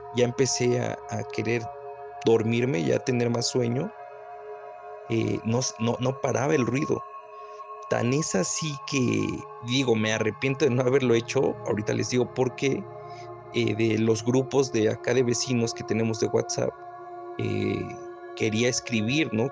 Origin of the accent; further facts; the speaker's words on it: Puebla, Mexico; soy de Puebla Capital